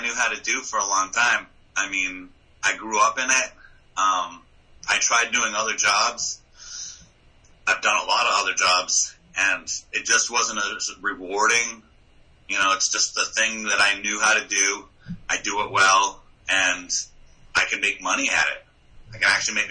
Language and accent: English; Exeter, New Hampshire, United States; also born or lived in Dover, New Hampshire / York, Maine / Virginia; I was born in Dover, lived in York, Maine, and then moved to Exeter for the most part. Second grade, was when my parents bought the restaurant. Or first grade, yeah. And then lived in Exeter most of my life.